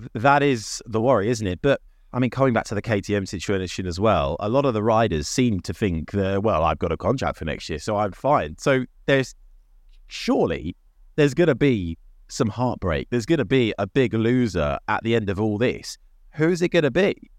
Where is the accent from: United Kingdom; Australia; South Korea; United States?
United Kingdom; We're British